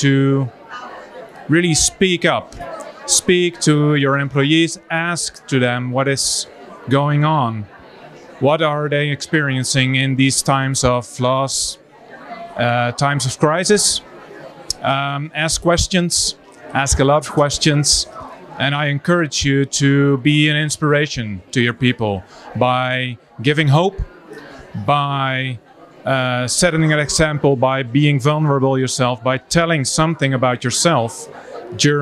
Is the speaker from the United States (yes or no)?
no; Netherlands; I'm from the Netherlands.